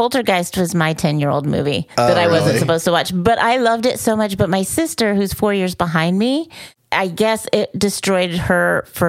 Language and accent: English; Sonoma, California, United States; moved away; also born or lived in San Diego; I'm going to see my hometown.